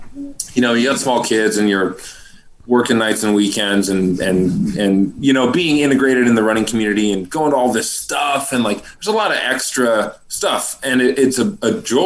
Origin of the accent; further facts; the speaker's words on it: Iowa, United States; It was my hometown